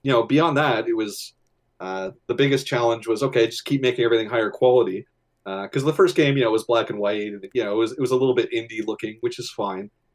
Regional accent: Canada; I'm Canadian

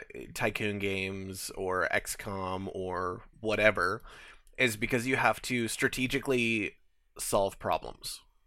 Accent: Canada; we're Canadian, yeah.

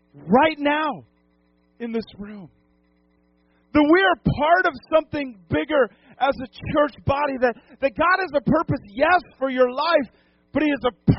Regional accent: New England, United States; now in Lodi, United States; I grew up in New England

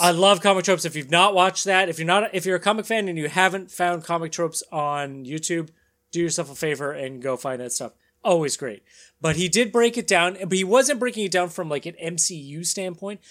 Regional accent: Canada; we're Canadian and we can read French

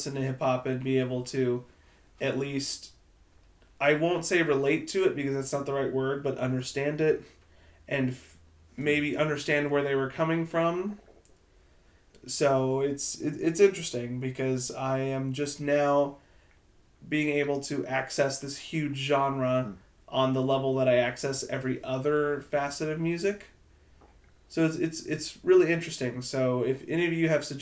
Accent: Plano, Texas, United States; I grew up in Plano, Texas, one of the whitest places in the world

